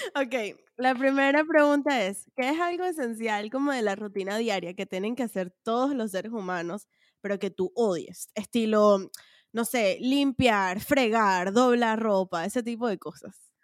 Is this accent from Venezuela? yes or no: yes; Venezuela; moved away; cuando salí de Venezuela